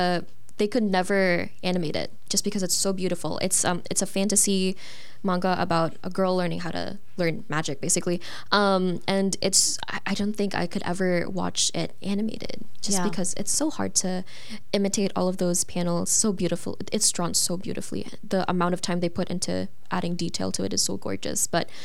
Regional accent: Philippines; now in Canada; So I'm from the Philippines.

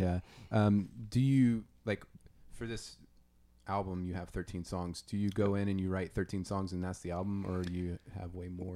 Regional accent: Louisiana, United States; I'm from Louisiana, so it's gonna be, uh, great to be able to be in, you know, my, my home turf

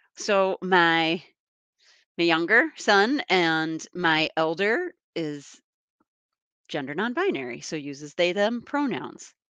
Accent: East Coast, United States; now in Wisconsin, United States; grew up on the East Coast.

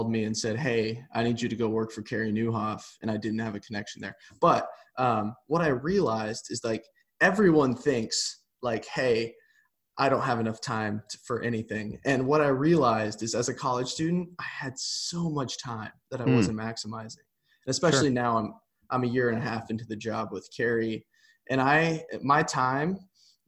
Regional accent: Nebraska, United States; I grew up in Nebraska

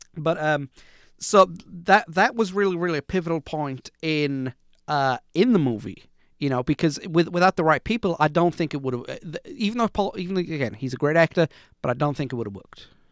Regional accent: United Kingdom; I grew up in Britain

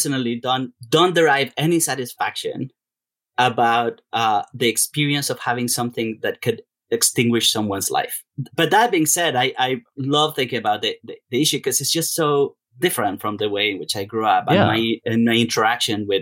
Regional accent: Colombia; English is a second language; moved away as an adult; now in United States; I was growing up in Colombia.

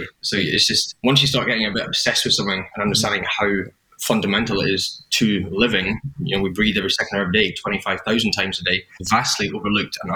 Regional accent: Edinburgh, Scotland, United Kingdom; also born or lived in London; now in Sydney, Australia; I'm originally from Edinburgh. I live in Sydney now

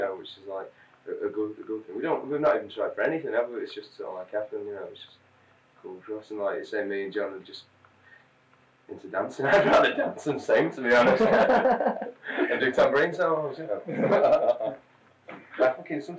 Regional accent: Manchester, North West England, United Kingdom; born there; Well, like, I was born in Manchester anyway, and so like, all the relatives and all that come there

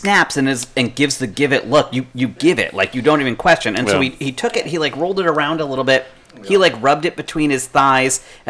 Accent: United States; That's how we know it's a Viking, because I'm an American.

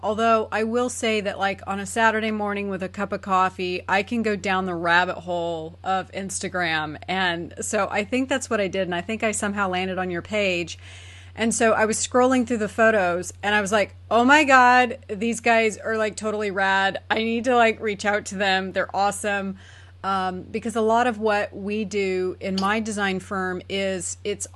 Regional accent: Southern California, United States; moved away as an adult; now in Nashville, United States; I'm actually born and raised in California too, Southern California, and then I went to school in Northern. And I'm in Nashville now, been here for about 10 years

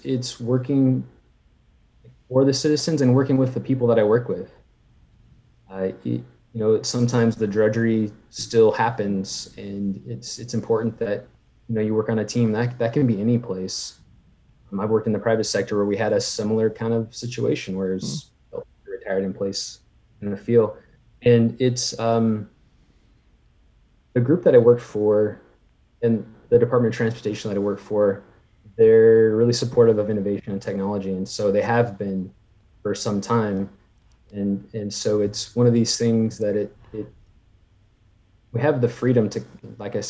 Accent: California, United States; moved away as an adult; now in Oregon, United States; I was a big outdoors person where I grew up in California

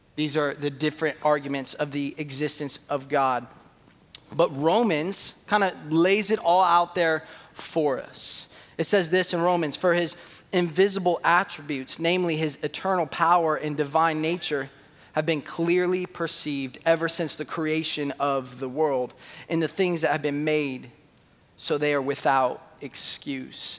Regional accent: San Jose, California, United States; I was born in San Jose.

